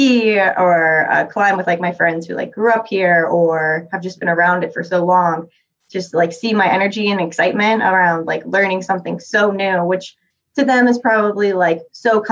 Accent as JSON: {"language": "English", "region": "Florida", "country": "United States", "tie": "born or raised there", "moved": "yes", "lives_now": "Salt Lake City, United States", "said": "I grew up in Florida"}